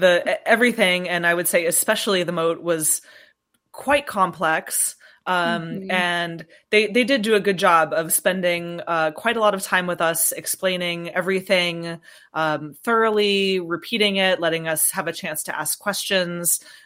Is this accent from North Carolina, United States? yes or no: no; Florida, United States; Yeah, I'm from Florida and an aerial acrobat